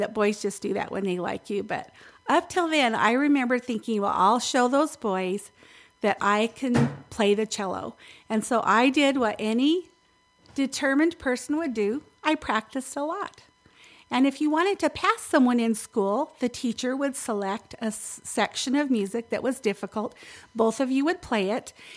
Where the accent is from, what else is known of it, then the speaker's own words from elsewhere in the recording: Winslow, Arizona, United States; growing up in Winslow, Arizona